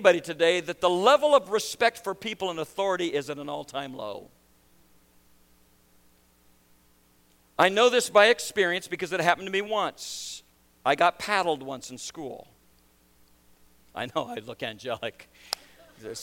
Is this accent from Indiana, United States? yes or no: no; Nebraska, United States; moved away as an adult; also born or lived in Baton Rouge, Louisiana; now in New York, United States; 3 months after I was born, my dad made a conscious decision that I would not be raised in the South. And so they picked up and they moved to Nebraska